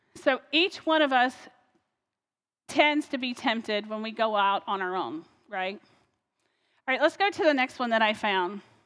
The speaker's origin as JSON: {"language": "English", "region": "North Carolina", "country": "United States", "moved": "yes", "lives_now": "Ohio, United States", "said": "I'm from North Carolina originally, so that's where I used to call home."}